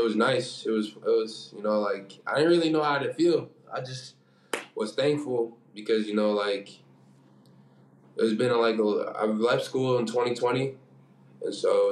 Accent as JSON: {"language": "English", "country": "United States", "tie": "born or raised there", "moved": "as an adult", "said": "we're all from the States, you know, like, we grew up watching, like, you know, NBA"}